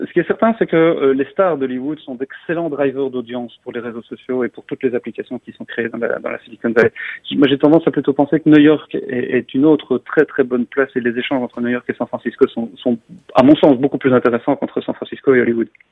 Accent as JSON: {"language": "French", "country": "Belgium", "said": "je suis belge, je parle français"}